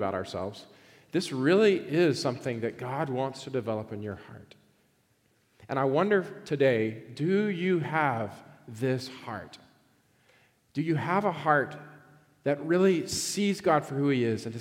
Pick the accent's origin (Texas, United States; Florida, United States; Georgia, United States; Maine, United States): Georgia, United States; I grew up in Georgia, which I think is one of the greatest states in the country, but I was a purebred Georgia boy